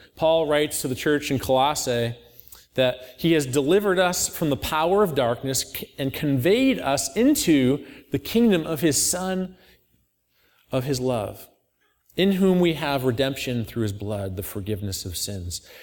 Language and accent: English; Auburn, New York, United States; I grew up in Auburn, not too far away